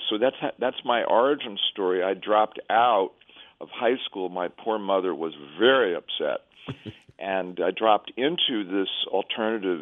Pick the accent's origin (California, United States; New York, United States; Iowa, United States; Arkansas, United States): New York, United States; moved away as an adult; also born or lived in Ann Arbor, Michigan; I'm from New York, but I moved to Ann Arbor to live in a hippie commune